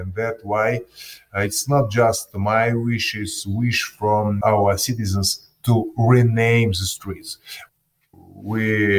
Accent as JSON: {"language": "English", "region": "Kyiv", "country": "Ukraine", "tie": "born or raised there"}